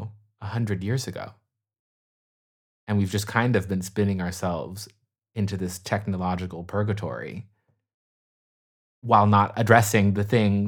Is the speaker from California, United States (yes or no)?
yes; California, United States; I guess I'm a Californian through and through.